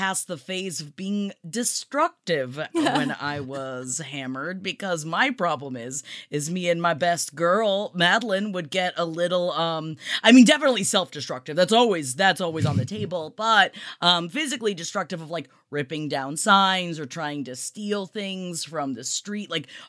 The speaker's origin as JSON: {"language": "English", "country": "United States", "said": "I am such an American. I really am."}